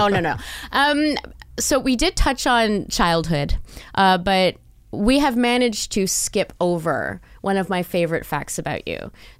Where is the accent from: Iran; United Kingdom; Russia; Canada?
Canada; Montreal, Quebec; also born or lived in Toronto; I grew up in Montreal for most of my childhood and then went into Toronto.